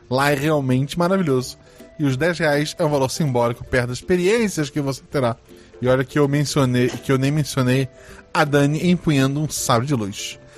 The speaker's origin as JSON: {"language": "Portuguese", "town": "Florianópolis", "region": "Santa Catarina", "country": "Brazil", "tie": "born or raised there", "said": "eu cresci em Floripa. Meu avô era pescador, meu pai era pescador"}